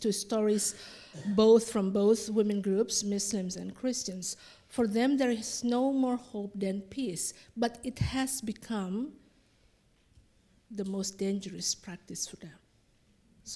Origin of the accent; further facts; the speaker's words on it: Indonesia; I'm from Indonesia